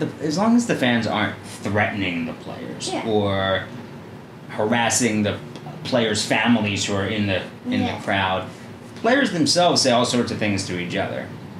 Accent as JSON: {"language": "English", "town": "Philadelphia", "region": "Pennsylvania", "country": "United States", "tie": "born or raised there", "said": "growing up in Philadelphia"}